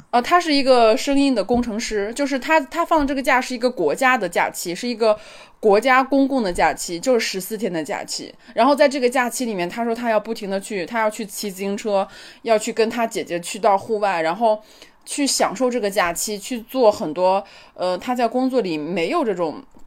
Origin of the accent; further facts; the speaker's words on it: China; 我作为一个中国人